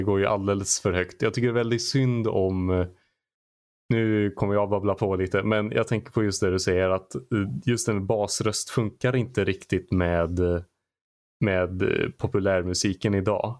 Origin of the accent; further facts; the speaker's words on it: Arvika, Värmland, Sweden; i Arvika där jag kommer ifrån